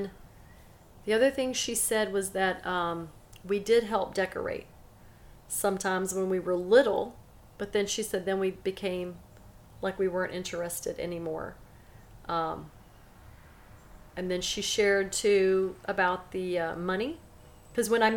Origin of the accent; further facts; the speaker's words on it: Silsbee, Texas, United States; also born or lived in Angleton, Texas; when I was little, we moved from Angleton, Texas to Silsbee, Texas. I was actually 3 years old